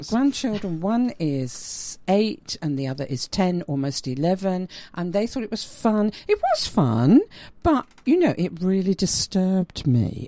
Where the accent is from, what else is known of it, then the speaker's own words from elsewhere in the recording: London, United Kingdom; me being a Londoner